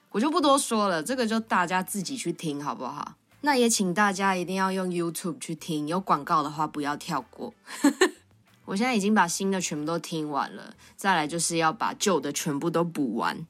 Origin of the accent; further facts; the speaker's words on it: Tamsui, New Taipei, Taiwan; 我到大班就已经搬到淡水住了